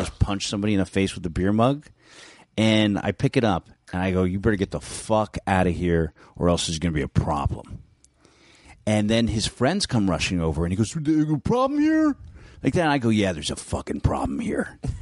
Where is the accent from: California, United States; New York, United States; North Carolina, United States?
California, United States; San Francisco; I grew up in San Francisco in North Beach